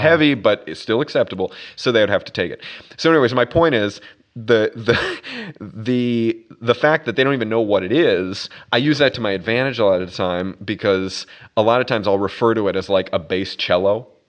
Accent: Minnesota, United States; moved away as an adult; also born or lived in Boston / Brazil / Vancouver, Canada / Miami Beach; now in New York, United States; I grew up in a place called Minnesota

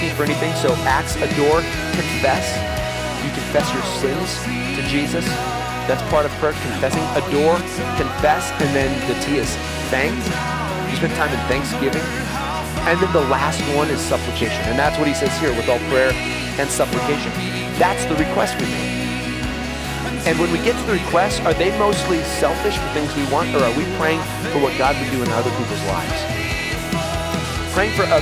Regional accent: United States; we're American

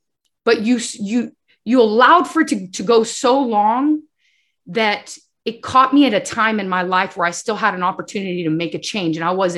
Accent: Bolivia; I grew up in Bolivia. And so my mom would always say the saying in Spanish, lies and sins have short legs.

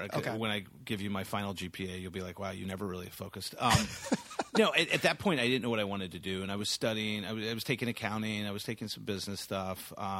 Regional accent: San Antonio, Texas, United States; I always think of myself first as a Texan. I grew up in San Antonio specifically.

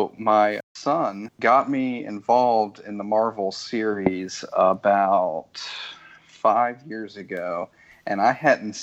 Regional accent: West Virginia, United States; moved away as an adult; also born or lived in Tennessee; now in Biloxi, Mississippi, United States; I'm originally from West Virginia, went to school in Tennessee, kept moving further and further south. After Hurricane Katrina, I came down here to rebuild the Gulf Coast, and it's where I'm going to be living for a long time to come. I married a local

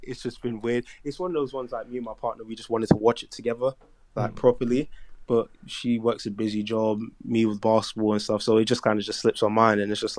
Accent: Nigeria; But in terms of just like being Nigerian, you know, like that sense of like family, religion, and just knowing what is important

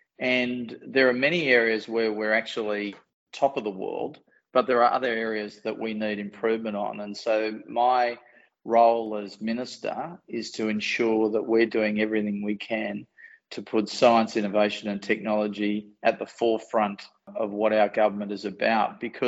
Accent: Newcastle, New South Wales, Australia; I actually grew up in a non-National Party regional area.

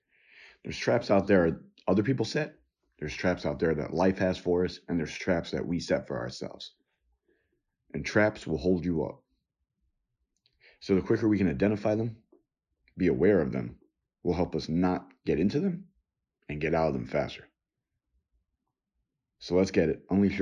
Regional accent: New York, United States; I was born and lived in New York on and off different times in different places.

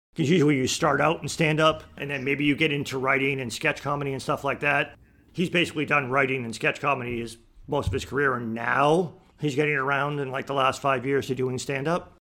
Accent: Boston, Massachusetts, United States; moved away; I grew up in Boston

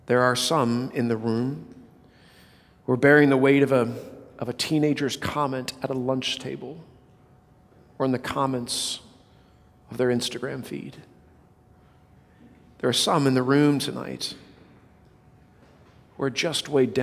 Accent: Southern California, United States; I was born in Southern California

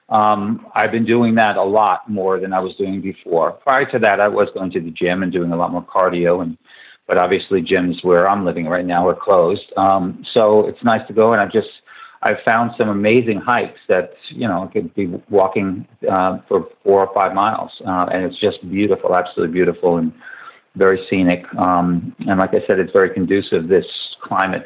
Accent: Lake Grove, New York, United States; also born or lived in Queens, New York; I'm from New York. I was born in Queens, New York. Lived there till I was 8 years old and moved out to Long Island in an area called Lake Grove, Lake Ronkonkoma.

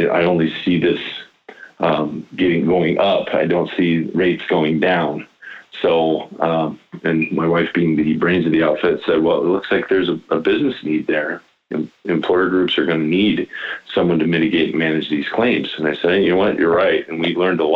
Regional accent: Iowa, United States; I'm born and raised in Iowa

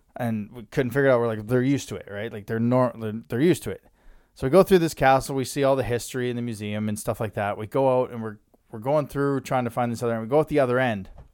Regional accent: Lethbridge, Alberta, Canada; moved away; they were in my hometown. Well, kind of, Lethbridge.

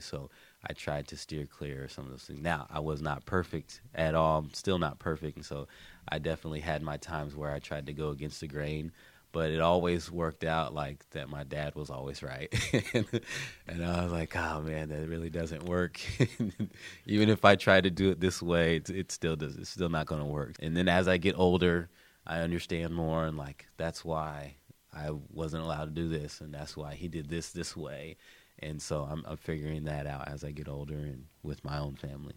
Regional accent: Columbus, United States; I'm from Columbus, born and raised here

